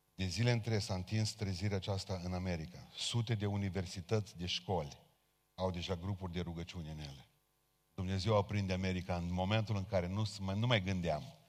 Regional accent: Romania; noi ca români

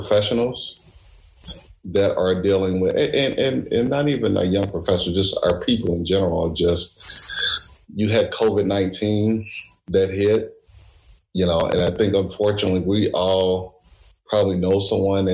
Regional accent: Louisville, Kentucky, United States; moved away; I'm from Louisville, Kentucky

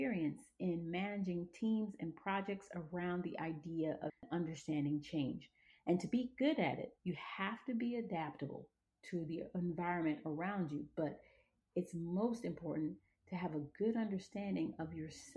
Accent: Atlanta, Georgia, United States; moved away as an adult; also born or lived in Monrovia, Liberia / Los Angeles, California; I was born in Monrovia, Liberia, and raised in Atlanta, Georgia. I spent the bulk of my life actually in the South

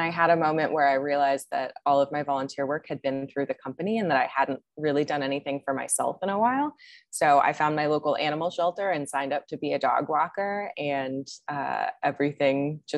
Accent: Maryland, United States; now in Austin, United States; Yeah, born and raised in Maryland

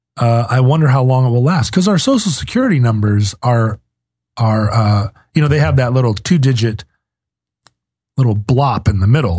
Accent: Anchorage, Alaska, United States; growing up in Anchorage

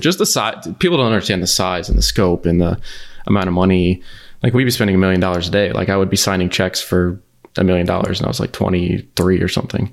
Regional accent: The Woodlands, Texas, United States; I grew up outside of Houston

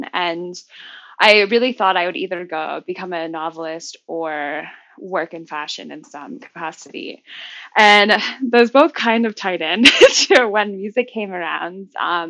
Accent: Hong Kong; also born or lived in Florida; I was born in Florida, but moved to Hong Kong when I was about 4. And went to a public Cantonese school

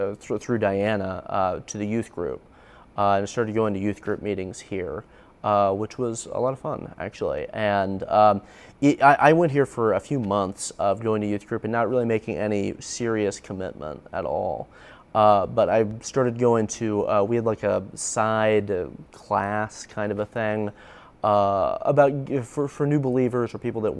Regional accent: Indianapolis, Indiana, United States; I grew up here in Indianapolis near like Glendale, the Glendale area

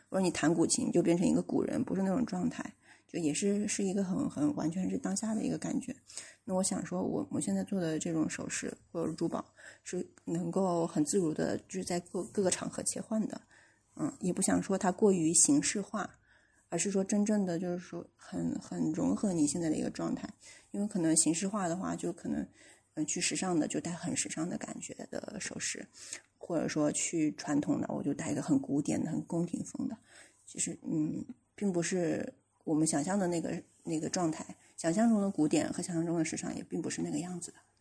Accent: China; also born or lived in Shenzhen; now in Jingdezhen, China; 我们中国人

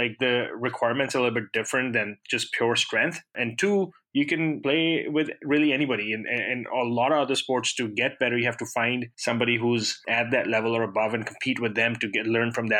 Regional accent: Pakistan; I grew up in Pakistan

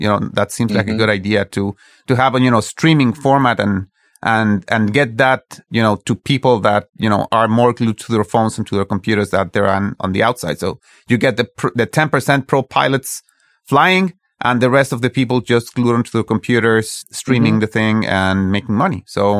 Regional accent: Mexico; I'm from Mexico

